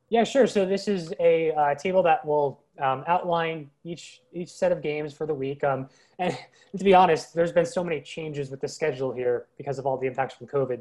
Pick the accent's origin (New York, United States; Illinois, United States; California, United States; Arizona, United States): New York, United States; Long Island; I grew up on Long Island, New York, as a kid